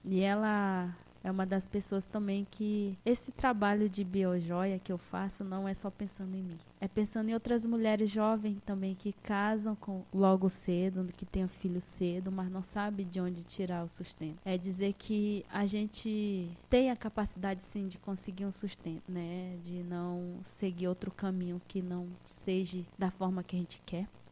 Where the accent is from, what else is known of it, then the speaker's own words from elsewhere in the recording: Moscou community, Roraima, Brazil; now in Tabalascada, Brazil; a minha terra natal é a comunidade Moscou, que eu tenho um imenso carinho, que eu cresci lá. Eu vim de lá aos 12 anos de idade